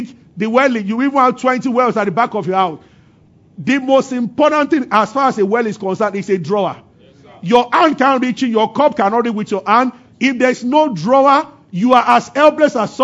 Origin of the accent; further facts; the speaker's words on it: Abeokuta, Ogun State, Nigeria; growing up in Abeokuta as a boy